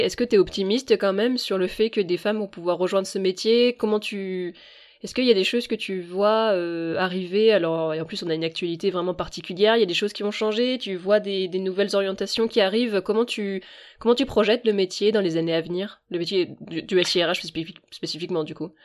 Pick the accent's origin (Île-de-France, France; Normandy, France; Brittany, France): Brittany, France; Rennes; je suis rennaise